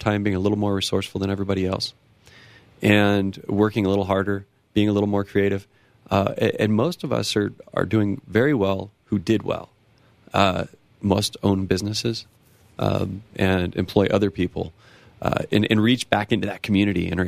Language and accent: English; small town outside Los Angeles, California, United States; now in Colorado, United States; I come from a small town in California, right outside of Los Angeles.